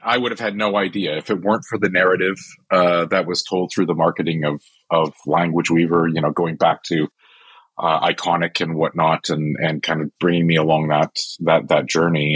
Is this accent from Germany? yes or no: no; Canada; I'm am Canadian